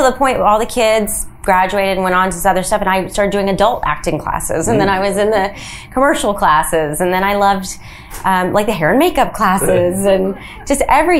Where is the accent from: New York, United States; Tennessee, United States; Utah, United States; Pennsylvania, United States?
Tennessee, United States; Nashville; moved away; also born or lived in New Orleans, Louisiana; I grew up in Nashville, Tennessee